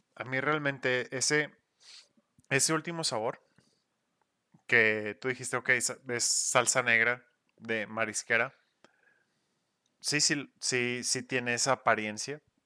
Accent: Mexico; Somos mexicanos haciendo cerveza mexicana

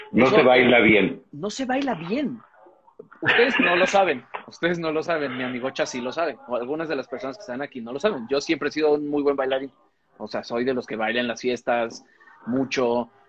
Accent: United States; O sea, soy un, soy un gringo blanco.

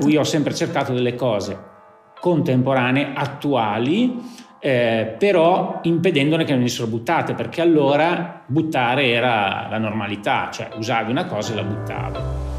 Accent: Lugo, Emilia-Romagna, Italy; io sono nato a Lugo, per cui ho realizzato la mia attività nel paese in cui sono nato

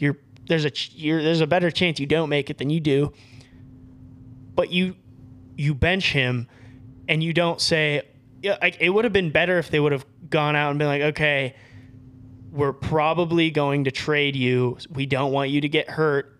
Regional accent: Colorado, United States; now in Boise, United States; I'm from Colorado

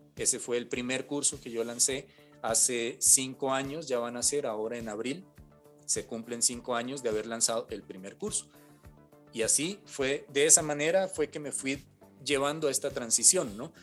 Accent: Cali, Valle del Cauca, Colombia; Cali, yo soy de Cali, y estaban recién abriendo en esa época una carrera eh, en temas de artes sonoras en un instituto, porque no existía en, mi ciudad natal, en Cali

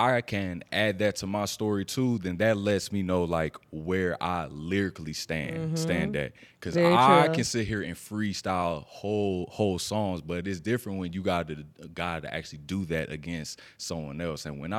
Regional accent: Atlanta, Georgia, United States; I'm originally from here. {S1} Okay. Yes. What part of Atlanta? {S2} DeKalb, and then I moved to the north side, so like Snellville and stuff like that.

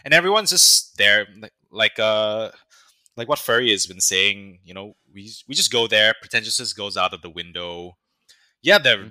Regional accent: Malaysia; we're Malaysian. We're fellow Malaysians.

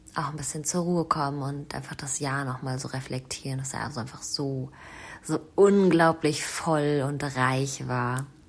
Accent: Germany; moved away; meine Heimat, die Rhön, meine Wurzeln

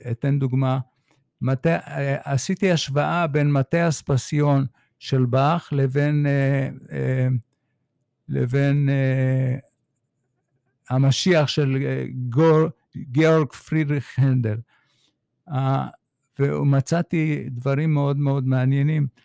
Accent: Haifa, Haifa District, Israel; האימא שלי צפתית הרבה דורות לאחור, ילידת הארץ. למדתי בבית ספר בחיפה

